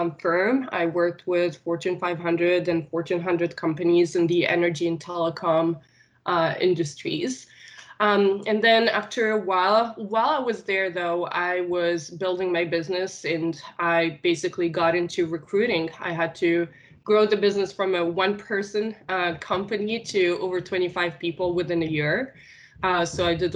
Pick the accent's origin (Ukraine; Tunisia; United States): Tunisia; first language Arabic; English is a second language; moved away as an adult; also born or lived in Nice, France; I am originally born and raised in Tunisia